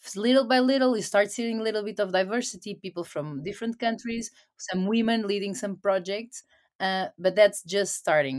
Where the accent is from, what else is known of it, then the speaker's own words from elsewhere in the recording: Portugal; moved away as an adult; also born or lived in United States / Latin America; I was sent back to my home country to Portugal, where I'm staying right now